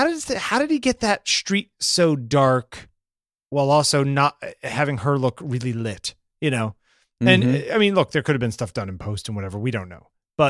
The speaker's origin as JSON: {"language": "English", "town": "Southbury", "region": "Connecticut", "country": "United States", "tie": "born or raised there", "said": "the house that I grew up in Southbury, Connecticut had a big sort of atrium-like living room"}